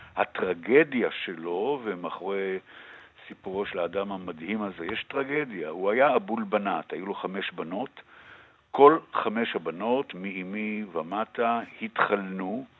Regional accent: Tel Aviv, Tel Aviv District, Israel; אני גדלתי בתל אביב

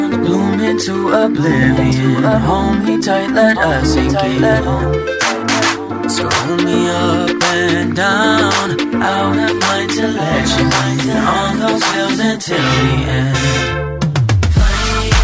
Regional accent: Central Coast of New South Wales, Australia; we are all from the Central Coast of New South Wales

